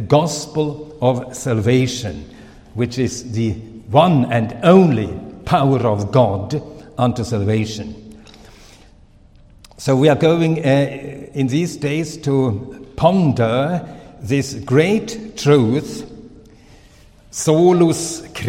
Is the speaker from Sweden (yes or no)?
yes; Sweden; first language Swedish; English is a second language; also born or lived in Finland; now in Switzerland; My mother tongue is really Swedish. I lost my father very early, and my mother, she took us children to Sweden. So by circumstances, I became a Swedish citizen, and my name changed. And so I'm Swedish, but by birth Finnish.